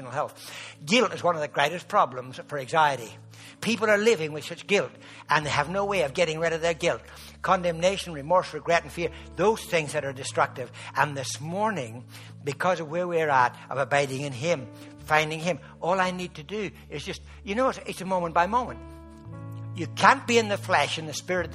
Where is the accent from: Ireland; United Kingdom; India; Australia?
Ireland; I'm Irish